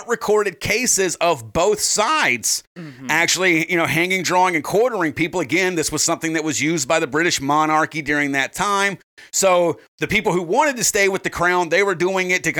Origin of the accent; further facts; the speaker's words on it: United States; we're fucking American